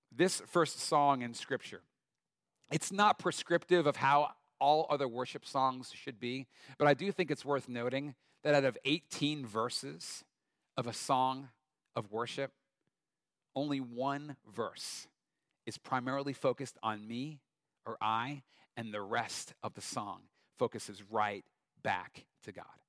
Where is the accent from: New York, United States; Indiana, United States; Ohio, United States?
New York, United States; Long Island; moved away; I grew up Long Island, New York